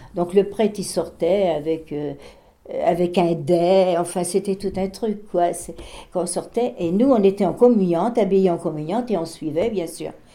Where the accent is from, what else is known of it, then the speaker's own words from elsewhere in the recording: Barbâtre, Pays de la Loire, France; moved away; chez nous à Barbate, les, les, Allemands, ils étaient dans notre classe.